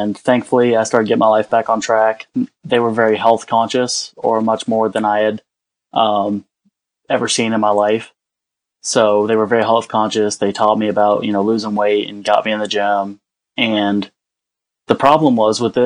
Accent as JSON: {"language": "English", "region": "Texas", "country": "United States", "moved": "as an adult", "lives_now": "North Carolina, United States", "said": "I was originally from Texas, and I moved up to North Carolina to live with some family"}